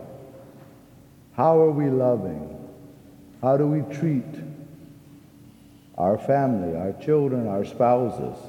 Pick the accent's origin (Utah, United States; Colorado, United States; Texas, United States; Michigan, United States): Texas, United States; I'm a Texan